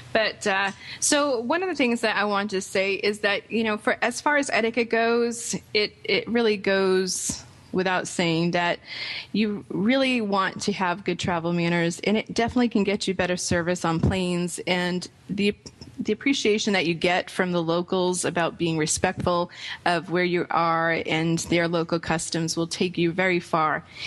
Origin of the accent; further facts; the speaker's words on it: Rhode Island, United States; also born or lived in Boston; now in Orlando, United States; My parents are from Boston, grew up in Rhode Island.